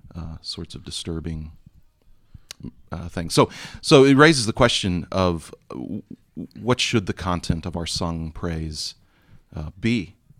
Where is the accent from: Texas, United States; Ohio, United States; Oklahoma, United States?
Texas, United States; moved away; my home state in Texas